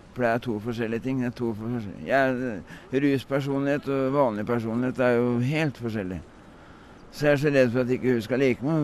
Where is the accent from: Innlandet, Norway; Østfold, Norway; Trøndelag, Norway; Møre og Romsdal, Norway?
Østfold, Norway; Sarpsborg; moved away as an adult; also born or lived in Drammen; now in Oslo, Norway; født i Drammen, og flytta derfra da jeg var fem år, til Sarpsborg. Og så bodde jeg i Sarpsborg til jeg var ja, 22.